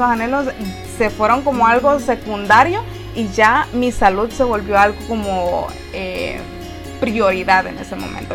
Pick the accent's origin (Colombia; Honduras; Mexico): Honduras; en nuestra forma de hablar, los hondureños